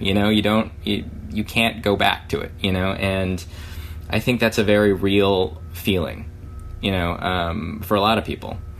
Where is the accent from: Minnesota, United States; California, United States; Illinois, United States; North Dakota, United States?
California, United States; born or raised there